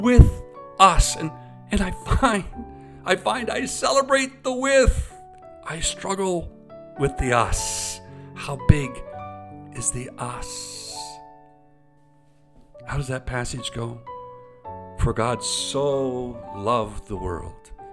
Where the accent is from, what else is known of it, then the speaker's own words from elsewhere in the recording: Eastern Ontario, Canada; I grew up in Eastern Ontario.